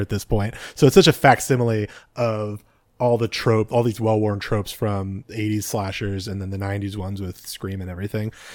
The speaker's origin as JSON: {"language": "English", "region": "California", "country": "United States", "said": "speaking as a Californian"}